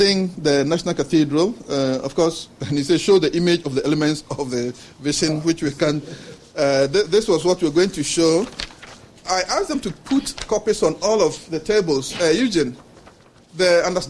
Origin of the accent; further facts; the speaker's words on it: Ghana; moved away as an adult; also born or lived in Norway / Denmark; as a Ghanaian